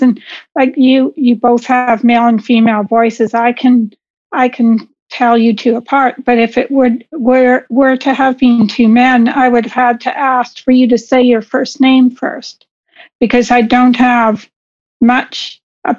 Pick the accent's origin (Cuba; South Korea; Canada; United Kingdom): Canada; Vancouver, British Columbia; moved away as an adult; also born or lived in Windsor, Ontario; I was originally born in Windsor, Ontario, but I moved to British Columbia, to Vancouver, when I was two or three, somewhere in there. So I grew up in Vancouver, and I lived there until I was in my mid-40s.